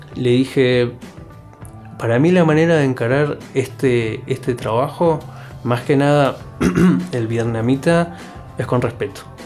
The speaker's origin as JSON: {"language": "Spanish", "country": "Argentina", "said": "yo volví a Argentina, eh, comencé a mover muchísimos hilos, muchísimos hilos para comenzar a dirigir en mi país, en mi provincia"}